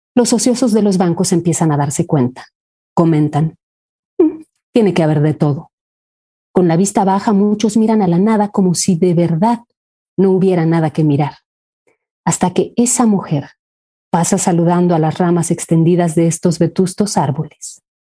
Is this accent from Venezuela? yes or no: no; Mexico; soy mexicana